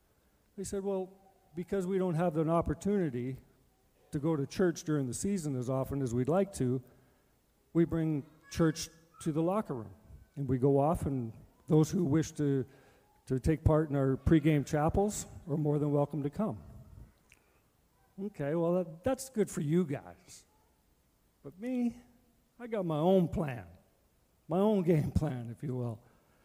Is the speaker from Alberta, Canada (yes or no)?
yes; Edmonton, Alberta, Canada; Now, I'm from Edmonton, and I'm playing for Calgary, and we're not good.